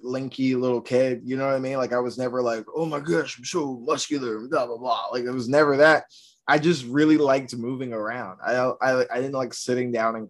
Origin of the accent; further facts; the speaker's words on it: outside of Atlanta, Georgia, United States; moved away as an adult; now in New York, United States; I grew up outside of Atlanta